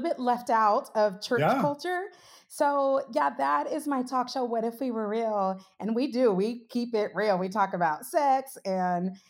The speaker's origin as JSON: {"language": "English", "town": "Sacramento", "region": "California", "country": "United States", "tie": "born or raised there", "accent": "Valley girl", "said": "I was raised in Sacramento, California, I know I sound like a Valley girl. I'm from the Valley"}